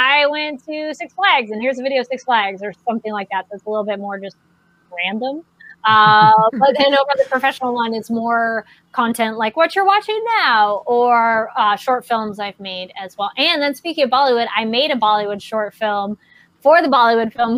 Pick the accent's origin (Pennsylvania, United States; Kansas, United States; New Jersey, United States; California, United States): California, United States; Solvang; I grew up in Solvang